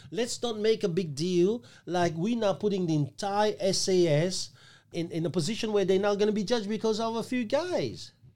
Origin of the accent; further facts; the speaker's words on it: Australia; We, as Australian citizen